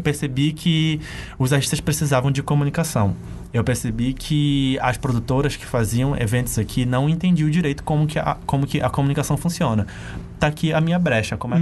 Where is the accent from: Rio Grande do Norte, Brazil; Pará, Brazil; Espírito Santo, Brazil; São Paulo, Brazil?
Pará, Brazil; Ourém; eu cresci e nasci em uma cidade que é bem interior mesmo